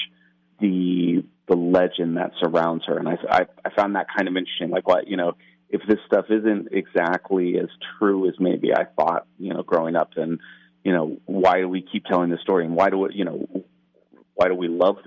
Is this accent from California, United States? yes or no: yes; San Jose, California, United States; I grew up in San Jose, California